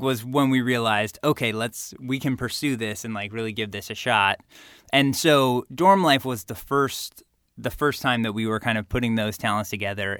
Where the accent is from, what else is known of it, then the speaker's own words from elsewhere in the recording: California, United States; growing up in California and going to U C L